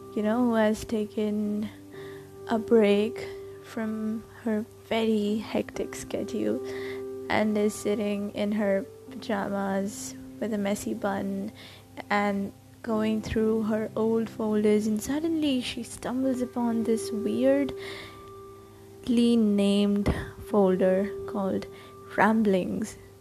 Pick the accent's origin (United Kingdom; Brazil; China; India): India; I'm Indian and I write.